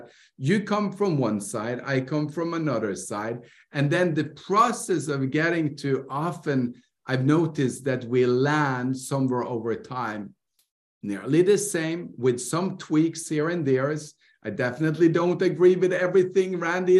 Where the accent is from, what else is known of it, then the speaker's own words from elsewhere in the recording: Norway; I grew up in Norway.